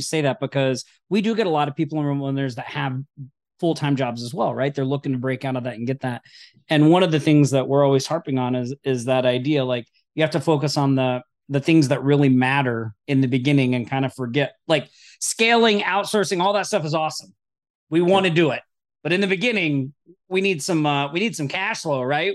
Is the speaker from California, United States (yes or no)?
no; Oklahoma, United States; moved away; I'm originally from Oklahoma.